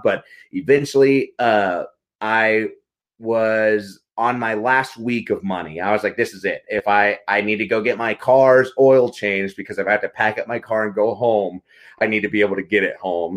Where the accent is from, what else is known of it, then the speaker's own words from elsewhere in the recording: Carlsbad, New Mexico, United States; I grew up in Carlsbad, New Mexico, a really small town in, in the Southwest